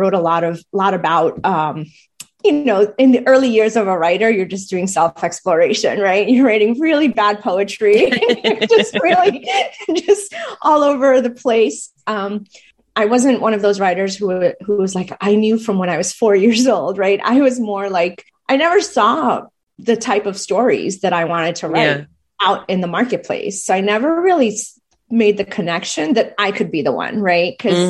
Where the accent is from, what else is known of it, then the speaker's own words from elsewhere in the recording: United States; accent: American; So I do speak Gujarati fluently. I understand Hindi, but my accent is still very much American.